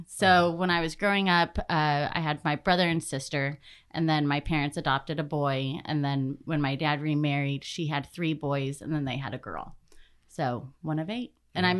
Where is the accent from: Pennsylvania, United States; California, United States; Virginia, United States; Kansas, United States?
California, United States; Patterson; also born or lived in Davis, California; now in Sonoma County, United States; Well, I'm California born and raised, hence the poppy on my label.